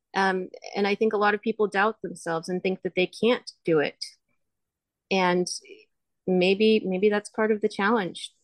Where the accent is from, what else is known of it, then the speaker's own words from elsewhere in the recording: United States; I'm an American